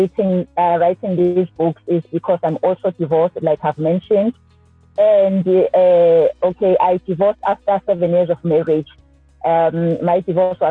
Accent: Durban, KwaZulu-Natal, South Africa; I am born and bred in Durban, KwaZulu-Natal

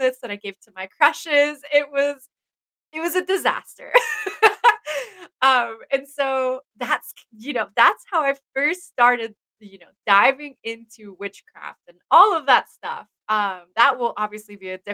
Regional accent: Stuttgart, Baden-Württemberg, Germany; also born or lived in Texas / Florida; now in Washington State, United States; I grew up in Germany, in Stuttgart, Germany. That's where I spent almost all of my life.

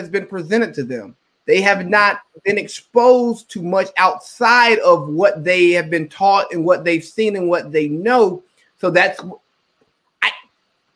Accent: the South, United States; I'm from the South

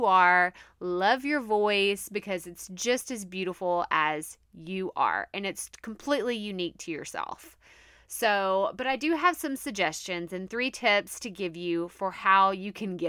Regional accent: Texas, United States; accent: Texas twang; When I go home or I talk to one of my best friends from my hometown, like, yeah, it comes out a little bit stronger. You can definitely hear that Texas twang, like, really, really bad.

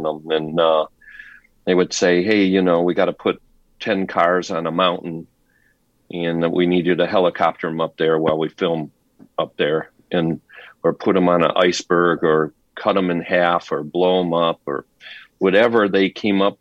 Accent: Detroit, Michigan, United States; moved away as an adult; now in California, United States; I came from Detroit. I actually was in high school, 17 years old, and I had bought a rundown pizzeria

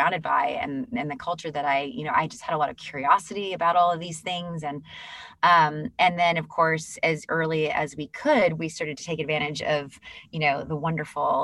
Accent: Northern California, United States; I grew up in Northern California

